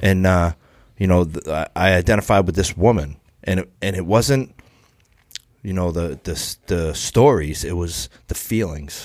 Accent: Brockton, Massachusetts, United States; I'm from Brockton

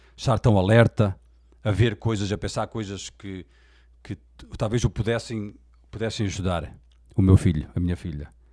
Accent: Portugal; Eu nasci em Portugal, sou português

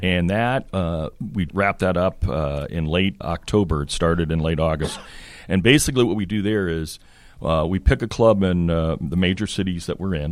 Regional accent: Connecticut, United States; also born or lived in Boston area, Massachusetts / France; grew up in Connecticut.

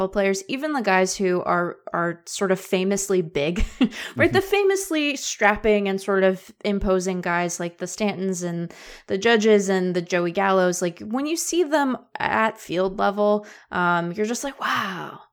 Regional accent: Seattle, Washington, United States; I grew up in Seattle

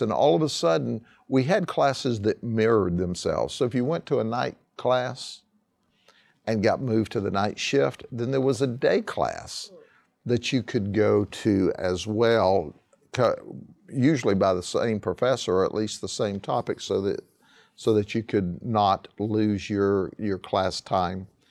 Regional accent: Lakeland, Florida, United States; I was born and raised in Polk County and specifically in Lakeland

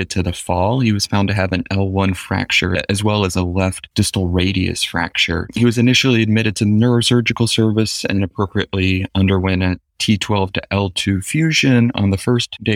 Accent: Georgia, United States; moved away as an adult; now in Boston, United States; I am originally from Georgia

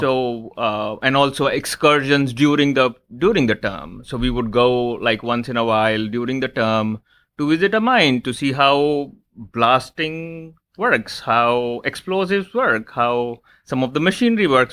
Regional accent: Lucknow, Uttar Pradesh, India; I was born in India, in in one of the smaller cities in India called Lucknow.

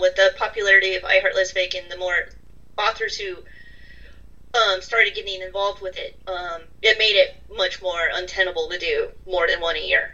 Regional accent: California, United States; also born or lived in Ireland; now in Massachusetts, United States; I grew up in California

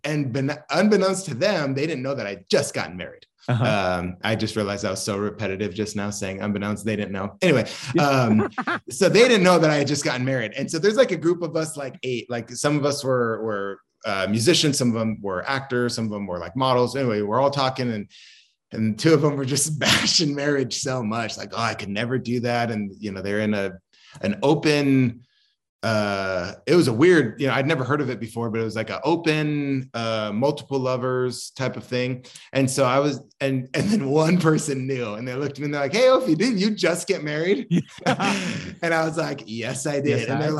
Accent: Maine, United States; born there; And then I was born in New England. I was born in Maine. And then my dad worked for the FAA. So we just traveled a ton.

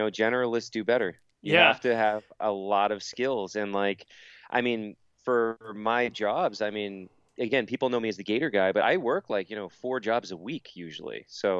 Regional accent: Palm Bay, Florida, United States; Yeah, so I'm from Palm Bay in Central Florida, and mm-hmm. I grew up there.

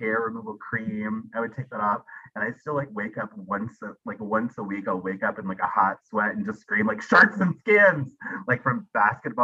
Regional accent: Arkansas, United States; also born or lived in New England / Los Angeles; now in San Diego, United States; I'm from Arkansas. And then lived in New England, like near New York.

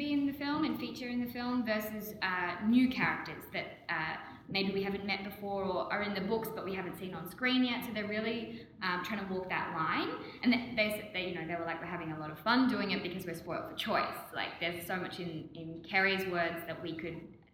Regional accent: Victoria, Australia; Victoria, which is my home state in Oz.

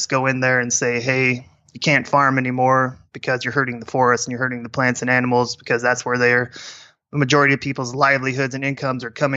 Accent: Nebraska, United States; also born or lived in Jamaica; growing up in Nebraska, you're kind of exposed to that lifestyle

